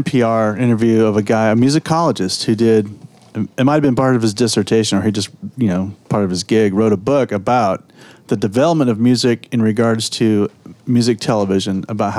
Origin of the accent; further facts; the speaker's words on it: California, United States; Southern California.